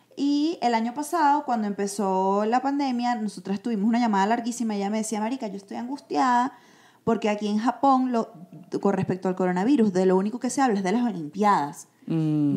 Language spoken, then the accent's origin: Spanish; Venezuela; nosotros también como venezolanos